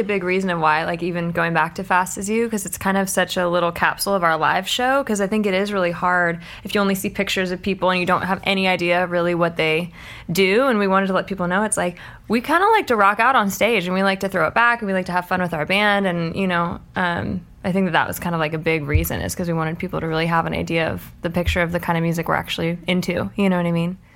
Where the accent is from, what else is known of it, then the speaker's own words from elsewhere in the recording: Malibu, California, United States; I am from Malibu